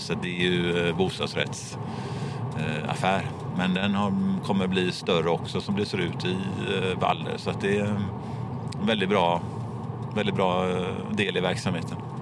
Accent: Gothenburg, Västra Götaland, Sweden; jag är från Göteborg, som ni hör

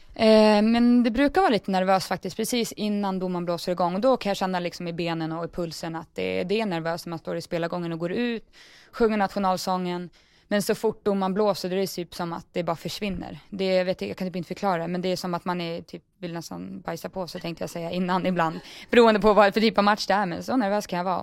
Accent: Sweden; moved away as an adult; now in England, United Kingdom

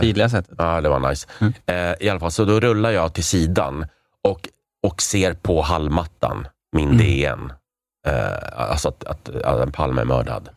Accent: Prague, Czechia; now in Sweden; jag är från Prag

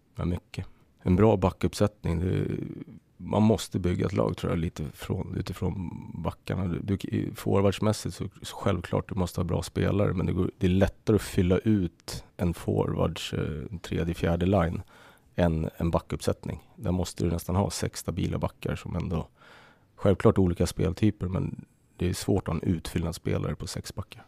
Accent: Södertälje, Stockholm County, Sweden; Jag är uppväxt i SSK. Jag spelade ju, började i skridskoskolan när jag var sex

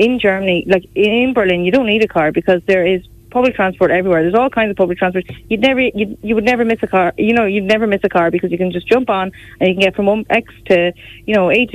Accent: Galway, Connacht, Ireland; I'm from Galway

